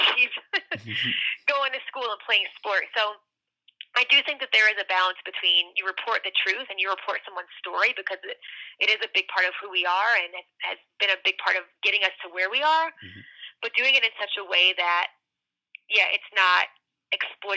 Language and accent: English; North Carolina, United States; I grew up in North Carolina, and I grew up about as close to the Virginia border as you could get without being in Virginia